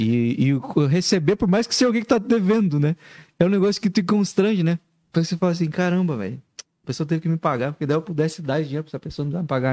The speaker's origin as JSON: {"language": "Portuguese", "region": "interior of Paraná", "country": "Brazil", "moved": "yes", "said": "eu sou do interior do Paraná."}